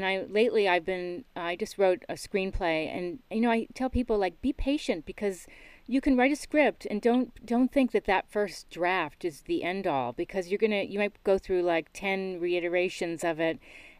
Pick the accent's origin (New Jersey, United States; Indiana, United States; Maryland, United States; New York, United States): New York, United States; And I'm from New York